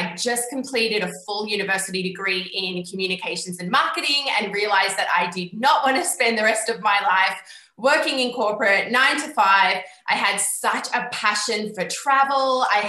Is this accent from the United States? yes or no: no; Australia; moved away as an adult; now in Scotland; I am 29 years old. I'm originally from Australia, currently living in Scotland.